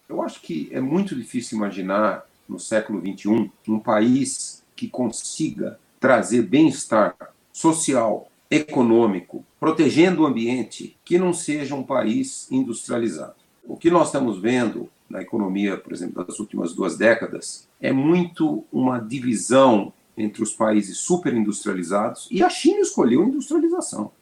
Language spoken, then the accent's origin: Portuguese; São Paulo, Brazil; eu sou paulistano, nasci em São Paulo e tenho 69 anos. Desde que eu era criança, São Paulo era muito poluído